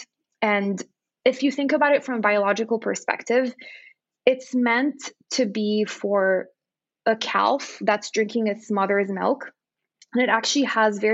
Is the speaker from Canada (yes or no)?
no; Lebanon; moved away as an adult; also born or lived in Texas / California; now in United States; I grew up in Lebanon